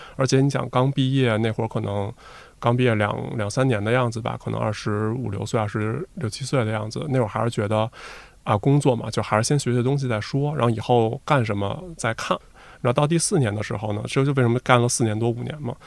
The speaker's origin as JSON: {"language": "Chinese", "region": "Beijing", "country": "China", "tie": "born or raised there", "said": "我从小就在北京"}